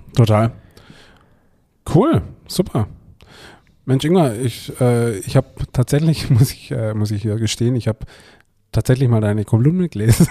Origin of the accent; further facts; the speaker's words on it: Swabia, Baden-Württemberg, Germany; als Schwabe kennt man es als Geselz.